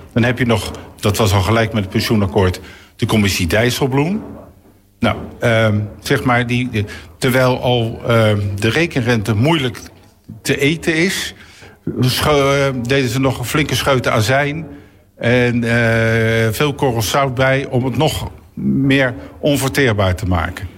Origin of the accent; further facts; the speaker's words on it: The Hague, South Holland, Netherlands; ik kom uit het Zuiderparkkwartier. Dat heette toen nog geen stadsdeel Eskamp, maar gewoon het Zuiderparkkwartier